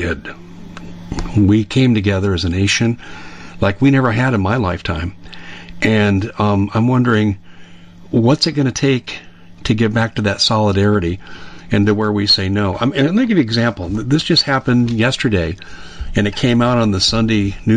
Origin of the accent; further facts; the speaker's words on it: Colorado, United States; I'm from Colorado, so I'm familiar with the school districts